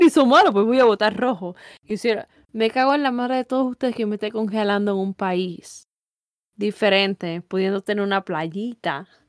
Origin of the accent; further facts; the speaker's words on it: Puerto Rico; moved away as an adult; me gustaría estar en mi país